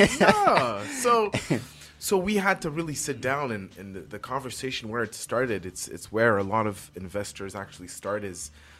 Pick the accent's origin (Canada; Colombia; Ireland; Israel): Canada; Montreal, Quebec; My parents were born in Haiti. I'm born and raised in Montreal North. Mm-hmm. First generation Québécois